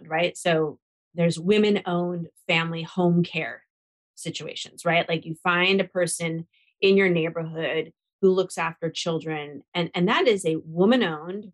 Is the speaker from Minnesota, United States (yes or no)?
no; Seattle, Washington, United States; now in Washington, DC, United States; Now, I live in DC where we don't really have, you know, a concrete vote, but I'm from Seattle, Washington